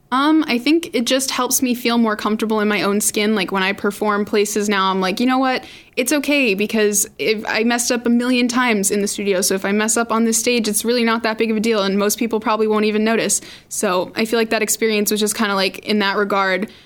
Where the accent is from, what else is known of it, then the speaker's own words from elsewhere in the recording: Randolph, Massachusetts, United States; I'm 16. I'm from Randolph, Massachusetts.